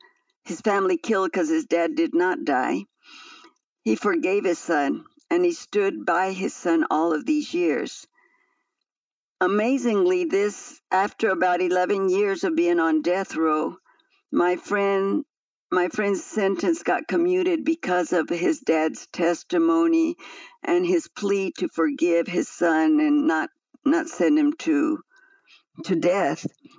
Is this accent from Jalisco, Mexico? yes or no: yes; Guadalajara, Jalisco, Mexico; moved away as an adult; now in United States; I grew up in Guadalajara. I studied there. I married there. I had my children there. But then I moved to the United States about 11 years ago, thinking that I was following my kids to the United States.